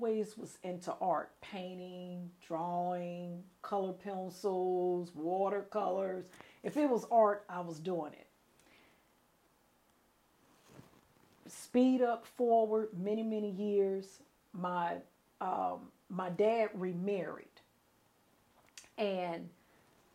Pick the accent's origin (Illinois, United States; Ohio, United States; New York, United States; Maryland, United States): Illinois, United States; Chicago; moved away as an adult; also born or lived in New Orleans, Louisiana; I am originally from Chicago, Illinois. Born and raised in Chicago